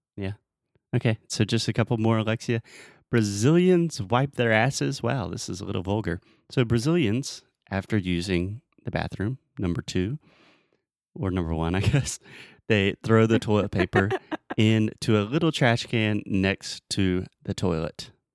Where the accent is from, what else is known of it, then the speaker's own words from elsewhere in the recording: United States; I'm an American